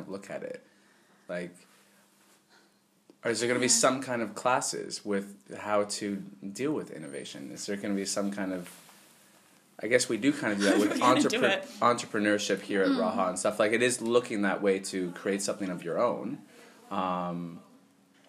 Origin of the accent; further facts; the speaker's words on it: Canada; moved away as an adult; I'm from Canada